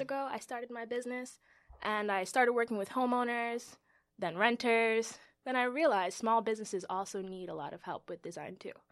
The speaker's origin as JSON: {"language": "English", "town": "New York City", "region": "New York", "country": "United States", "tie": "born or raised there", "said": "I am a New York native, Bronx born and raised"}